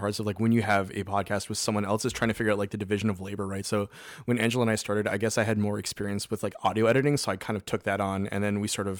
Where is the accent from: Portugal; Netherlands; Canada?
Canada; since we're all Canadian here